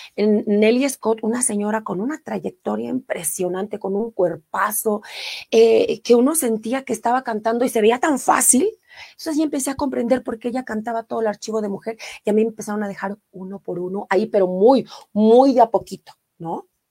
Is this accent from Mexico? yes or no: yes; Mexico City, Mexico; yo soy orgullosamente de Iztapalapa, no así como de los ocho barrios, lamentablemente, pero sí, sí nací en la delegación Iztapalapa